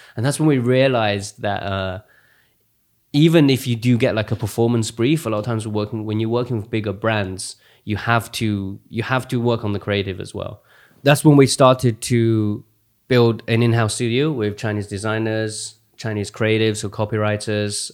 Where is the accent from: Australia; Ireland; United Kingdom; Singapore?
United Kingdom; Essex, East of England; also born or lived in Xi'an, China / Yangling, China; at the age of nine, uh, in ninety-six, I came over to this country, um, in, in Essex, of all places. So I grew up in Essex.